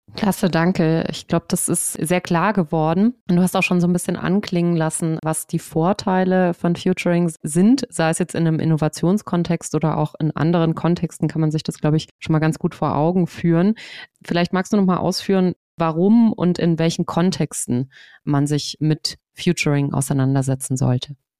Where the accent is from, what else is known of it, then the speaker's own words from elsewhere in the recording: Swabia, Germany; ich komme ja auch aus Schwaben